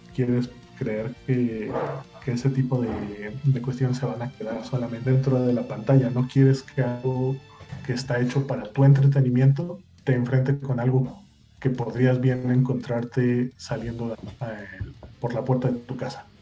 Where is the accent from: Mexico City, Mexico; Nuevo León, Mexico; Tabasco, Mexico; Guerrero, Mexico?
Mexico City, Mexico; moved away as an adult; now in Guadalajara, Mexico; chilango de nacimiento, eh, tapatío adoptado ya hace seis años